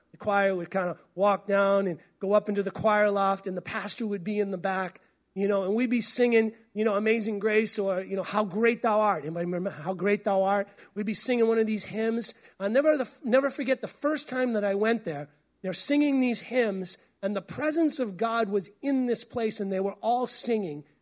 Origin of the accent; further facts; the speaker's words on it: New England, United States; moved away as an adult; also born or lived in Tulsa, Oklahoma; now in Pacific Northwest, United States; I came from New England